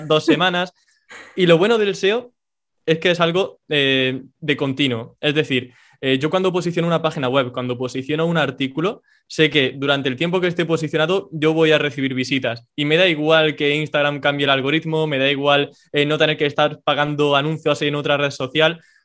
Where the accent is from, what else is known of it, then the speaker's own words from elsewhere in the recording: Córdoba, Andalusia, Spain; soy un chico de Córdoba, en España